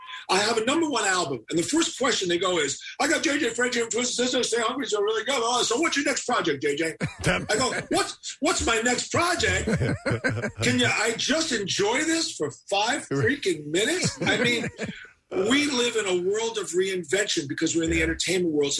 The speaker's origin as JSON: {"language": "English", "town": "New York City", "region": "New York", "country": "United States", "tie": "born or raised there", "said": "I'm a New York kid"}